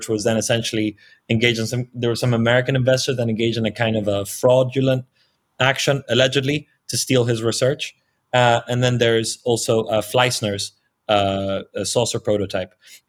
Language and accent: English; Marbella, Andalusia, Spain; It's a very little known research project that allegedly occurred in Marbella, which is my hometown, which is where I am currently in, with very promising leads.